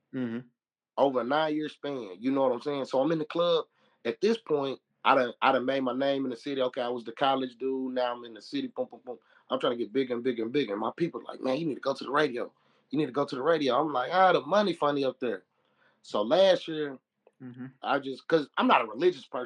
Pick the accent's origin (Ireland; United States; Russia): United States; Little Rock, Arkansas; also born or lived in Conway, Arkansas; I'm from Little Rock.